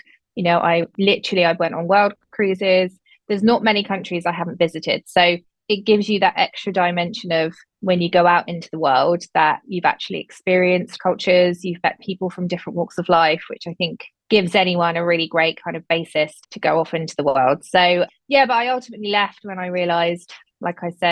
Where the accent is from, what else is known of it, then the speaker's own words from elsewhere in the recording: Hampshire, South East England, United Kingdom; also born or lived in Lancashire; I'm from Hampshire in the UK, in England to be precise, from a small kind of rural county.